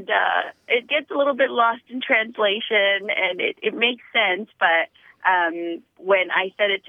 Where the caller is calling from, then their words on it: San Diego, California, United States; I'm calling from the San Diego area.